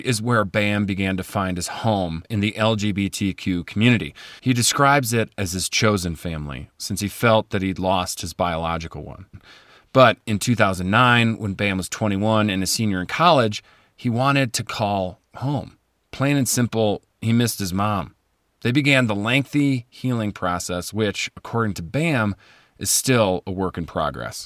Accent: just outside of Chicago, Illinois, United States; I grew up just outside of Chicago in an upper middle class family

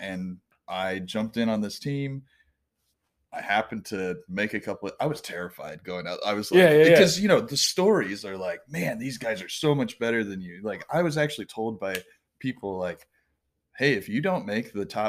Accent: United States; I'm not just white. I'm American.

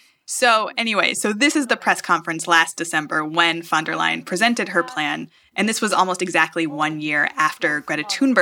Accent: United States; now in Germany; as an American living in Germany

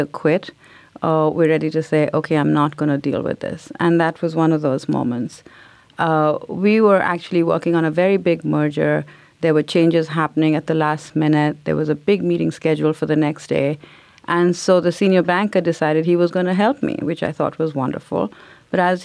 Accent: India; now in United States; growing up in India because everybody looked like me. So I think only when moving to America made me realize that I was different.

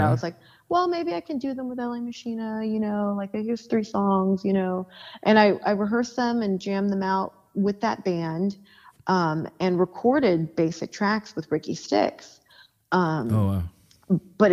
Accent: Long Beach, California, United States; also born or lived in Los Angeles; I hadn't lived in the city of Long Beach for, like, well over 10 years, you know, but that is where I grew up.

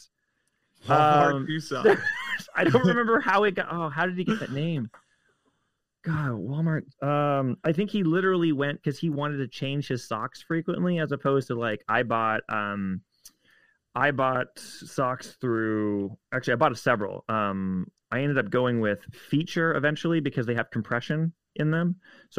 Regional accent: Toronto, Ontario, Canada; moved away; I grew up in Toronto, Ontario

